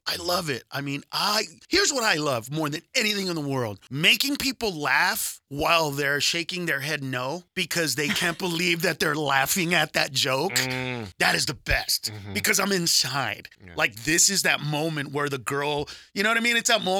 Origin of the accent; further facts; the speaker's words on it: California, United States; Whereas I'm from Southern California, where I want to slap people when it's 50 degrees and they're wearing scarves.